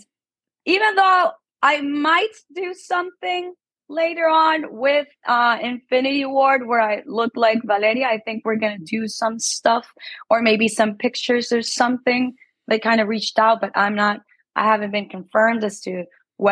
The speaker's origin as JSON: {"language": "English", "country": "Ecuador", "tie": "born or raised there", "also_born_or_lived": "Mexico", "moved": "yes", "said": "I am Ecuadorian. I was born and raised in Ecuador."}